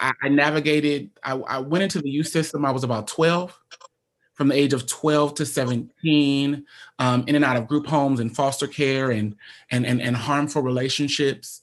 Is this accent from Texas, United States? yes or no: no; Omaha, Nebraska, United States; I'm born and raised in Omaha, Nebraska